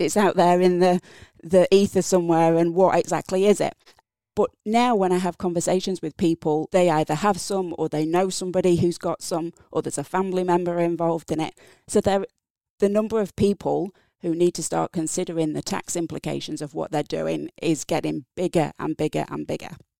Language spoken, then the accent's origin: English; England, United Kingdom; accent: English; moved away as an adult; also born or lived in Napier, Hawke's Bay, New Zealand; now in New Zealand; So from my accent, English. Grew up in England